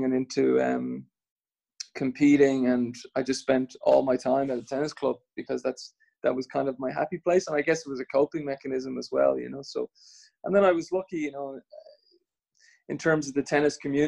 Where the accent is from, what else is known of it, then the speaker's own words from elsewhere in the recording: Swords, Leinster, Ireland; I grew up in Swords